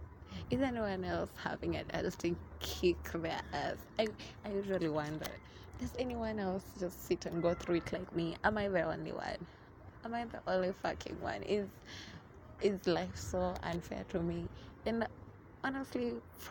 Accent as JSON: {"language": "English", "town": "Mombasa", "region": "Mombasa County", "country": "Kenya", "moved": "yes", "lives_now": "Nairobi, Kenya", "said": "originally, I'm from Mombasa"}